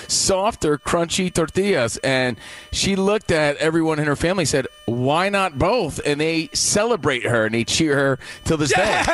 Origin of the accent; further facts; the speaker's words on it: New York, United States; For the first time in forever, we grew up in New York, WPIX is re-airing March of the Wooden Soldiers again on Thanksgiving.